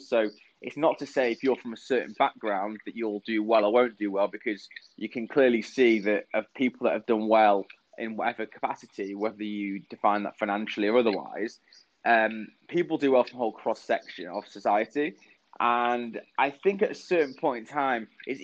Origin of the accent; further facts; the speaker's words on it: Manchester, North West England, United Kingdom; moved away as an adult; also born or lived in London; I was born and raised in Manchester